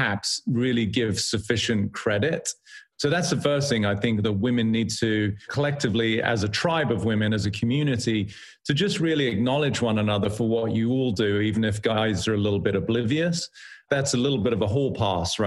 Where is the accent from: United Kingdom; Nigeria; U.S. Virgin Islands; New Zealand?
United Kingdom; being British